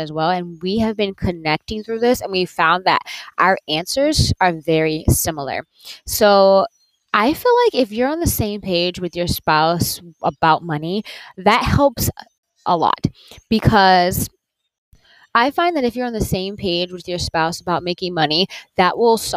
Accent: Conway, South Carolina, United States; moved away; I am in my hometown of Conway, South Carolina, at my mother's house

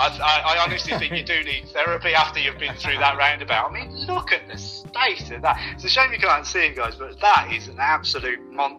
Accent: Birmingham, West Midlands, United Kingdom; accent: Brummie; now in Oxfordshire, United Kingdom; Not a native, as you can probably tell from my tone. I'm a Brummie by nature, kept that with me. So I'm a Brummie.

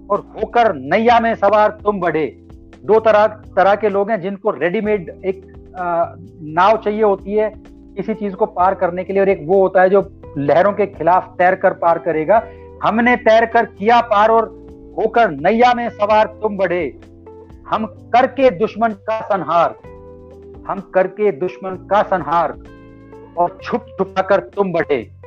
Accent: Alwar, Rajasthan, India; मैं भी राजस्थान का रहने वाला हूं

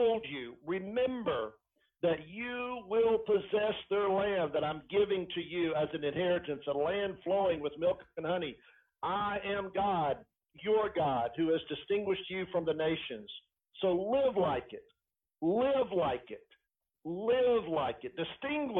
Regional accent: Elizabethton, Tennessee, United States; the little town that I grew up in Elizabethton, Tennessee

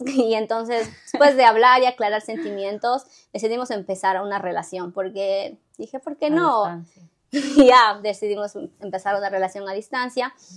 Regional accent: Ecuador; moved away as an adult; now in United States; en Ecuador nos enseñan desde el jardín, escuela, como 12 años de inglés

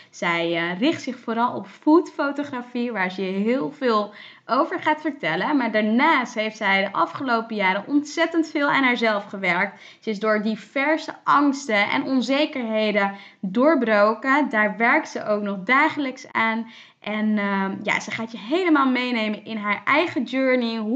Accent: town between Dordrecht and Rotterdam, South Holland, Netherlands; Nee, ik heb daar eigenlijk altijd gewoond. Ik ben geboren in Dordrecht, maar ik ben daar echt wel eh, opgegroeid.

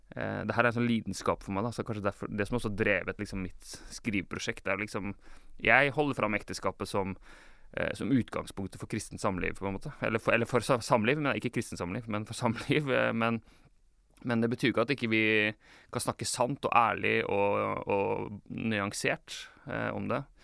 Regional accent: Larvik, Vestfold, Norway; jeg er oppvokst eh, i Misjonskirka Larvik

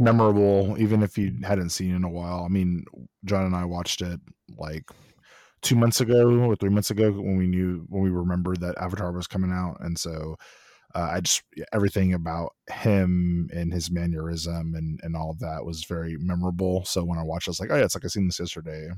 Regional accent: Austin, Texas, United States; also born or lived in College Station; I'm born and raised in Austin, so live in Austin

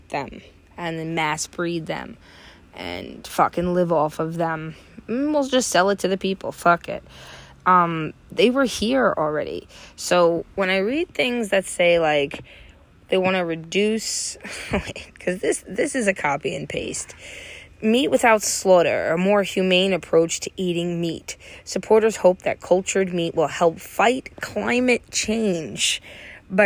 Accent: United States; I'm fucking American

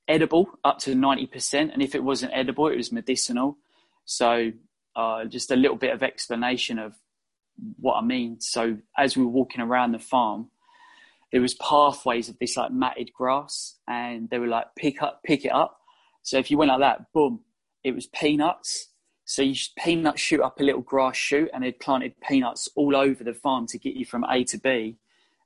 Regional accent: London, United Kingdom; also born or lived in Australia; So I come home from Australia, back to London

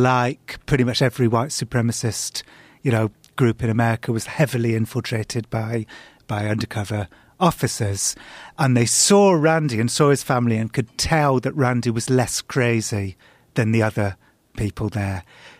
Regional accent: England, United Kingdom; Yeah, I, as an Englishman, I'm a warrior.

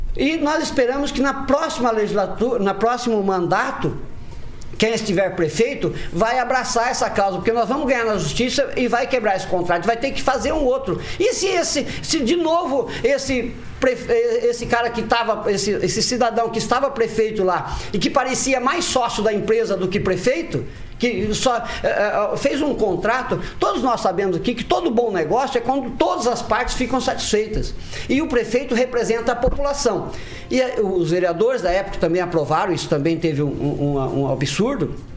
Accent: Maringá, Paraná, Brazil; eu nasci aqui em Maringá

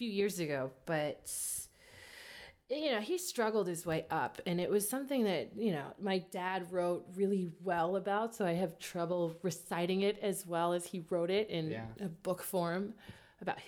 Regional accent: Kansas City, Missouri, United States; moved away as an adult; now in New York, United States; I'm from Kansas City

